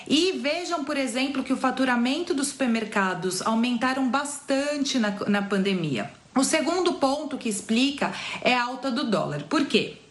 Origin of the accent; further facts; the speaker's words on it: Brazil; nós, brasileiros